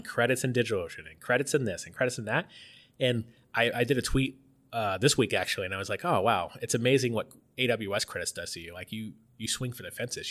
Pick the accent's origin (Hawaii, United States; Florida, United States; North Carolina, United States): Florida, United States; outside Tampa; moved away; I'm from Florida, I'm, grew up outside of Tampa